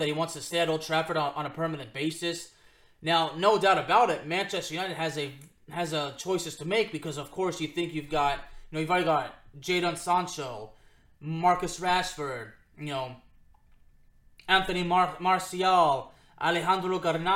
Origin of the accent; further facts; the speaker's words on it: Lyon, Auvergne-Rhône-Alpes, France; moved away; We're both from Lyon, France